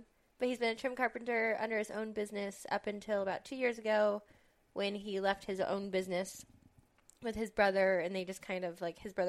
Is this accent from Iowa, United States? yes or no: yes; West Des Moines, Iowa, United States; I'm from West Des Moines, Iowa, where I was born and raised.